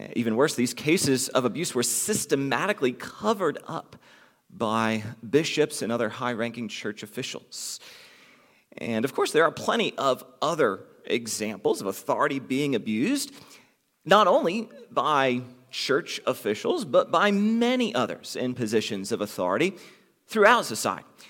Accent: United States; those of us f, who are from the United States

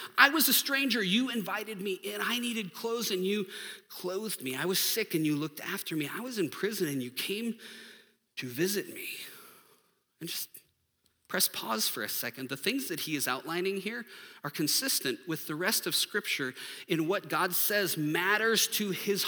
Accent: United States; I'm American.

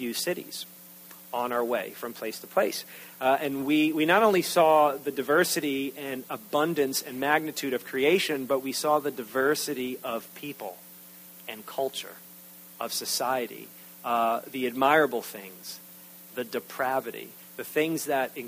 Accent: New York, United States; I'm from New York

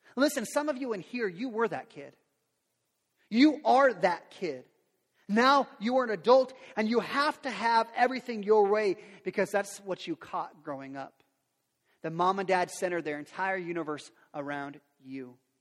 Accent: Lincoln, United States; I grew up around Lincoln, it was on Lincoln and 33rd

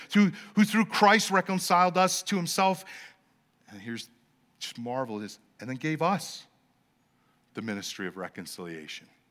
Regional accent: Los Angeles, California, United States; I'm from Los Angeles

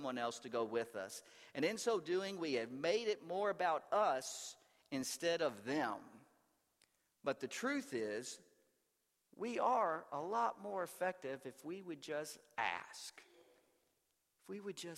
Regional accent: the South, United States; growing up in the South

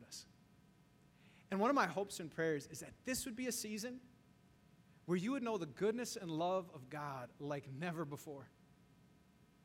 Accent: Wisconsin, United States; now in Chicago, United States; Growing up in Wisconsin

